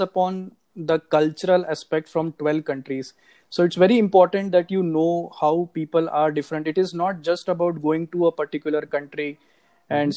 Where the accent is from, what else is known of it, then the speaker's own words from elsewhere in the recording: Nagpur, Maharashtra, India; moved away as an adult; also born or lived in Singapore; now in Hyderabad, India; I am basically from Nagpur